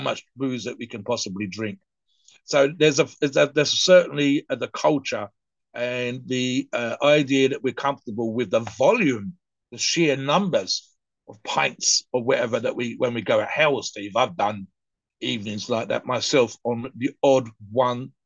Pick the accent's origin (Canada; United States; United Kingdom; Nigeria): United Kingdom; my mum worked as a barmaid, so in a pub for for many many years. So in the United Kingdom, the culture uh, is definitely there